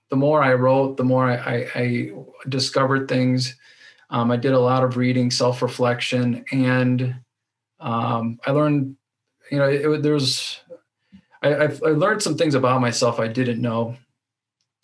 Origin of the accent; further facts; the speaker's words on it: Racine, Wisconsin, United States; I'm from Racine, Wisconsin, which is in between Chicago and Milwaukee, southeastern Wisconsin.